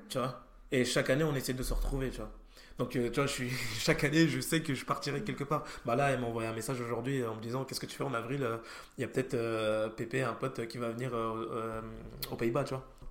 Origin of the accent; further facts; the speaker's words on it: France; moi je suis, français